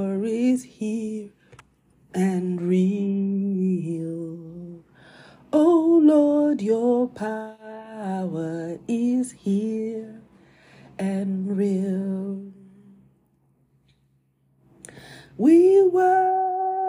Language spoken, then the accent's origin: English; Nigeria; as a Christian and as a Nigerian. And as a Nigerian Christian.